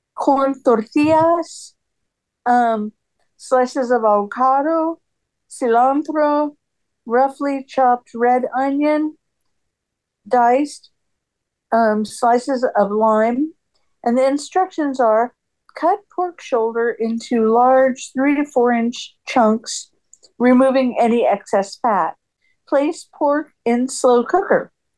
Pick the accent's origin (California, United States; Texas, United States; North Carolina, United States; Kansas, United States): California, United States; I grew up in California